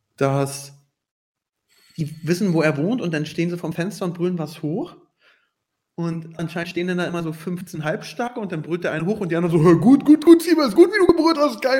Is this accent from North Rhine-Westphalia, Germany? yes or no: no; Berlin, Germany; Ich komme aus Berlin